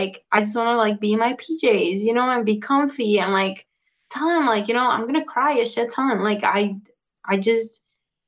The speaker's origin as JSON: {"language": "English", "country": "Mexico", "moved": "yes", "lives_now": "Chicago, United States", "said": "because Mexicans, that's the way we deal."}